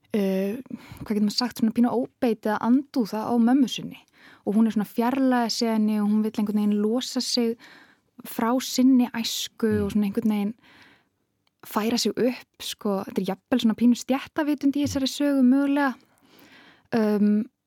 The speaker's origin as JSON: {"language": "Icelandic", "town": "Reykjavík", "region": "Capital Region", "country": "Iceland", "tie": "born or raised there", "said": "ég er bara ólst upp í Vestubænum"}